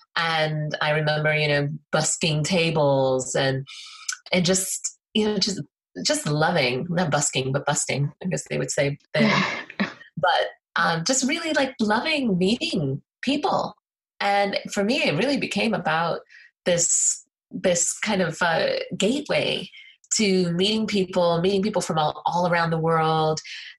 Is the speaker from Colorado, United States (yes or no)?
yes; Colorado, United States; also born or lived in Illinois / Alabama; I was born on the Air Force Base in Illinois, moved to Alabama, and then moved to Colorado.